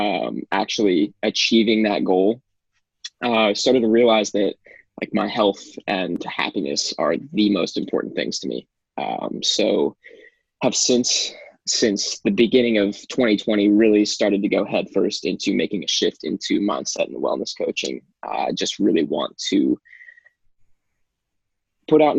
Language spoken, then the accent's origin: English; Idaho, United States; moved away as an adult; now in California, United States; I was born and raised in Idaho